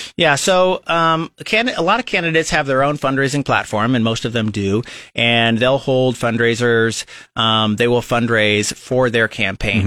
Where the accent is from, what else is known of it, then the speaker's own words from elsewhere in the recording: Lincoln, Nebraska, United States; I was born and raised here in Lincoln, Nebraska